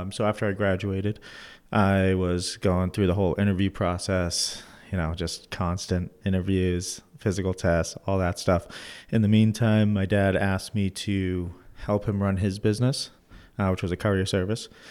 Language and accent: English; Methuen, Massachusetts, United States; I grew up in Methuen